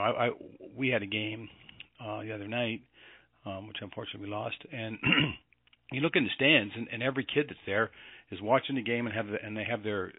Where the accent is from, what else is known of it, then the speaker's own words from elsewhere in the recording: Canada; you're talking to a guy that was mostly American, and I'm a Canadian.